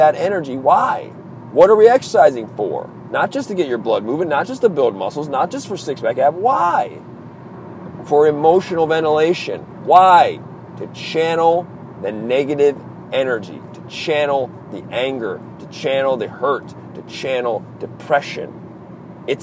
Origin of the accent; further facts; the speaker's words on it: Maryland, United States; accent: East Coast; I'm from the East Coast. I'm from Maryland.